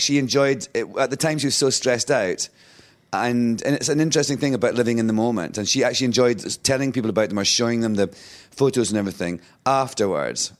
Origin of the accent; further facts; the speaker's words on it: Scotland, United Kingdom; moved away as an adult; also born or lived in London / New York; being Scottish